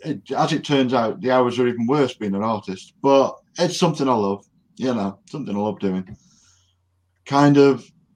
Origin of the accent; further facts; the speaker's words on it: United Kingdom; I'm British